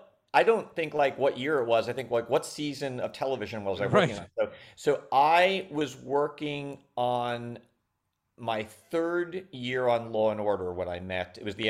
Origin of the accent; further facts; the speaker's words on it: Long Island, New York, United States; I'm from New York. Yeah. And I'm from Long Island specifically.